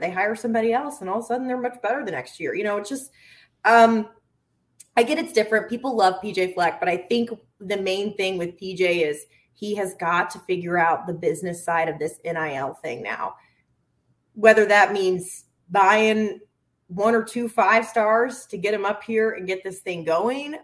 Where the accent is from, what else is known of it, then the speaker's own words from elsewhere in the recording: the South, United States; moved away as an adult; also born or lived in Arkansas; now in Minnesota, United States; I'm from the South